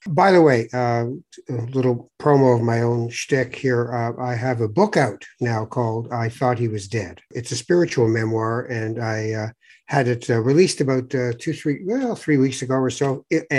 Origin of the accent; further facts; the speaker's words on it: Toronto, Ontario, Canada; I grew up in Toronto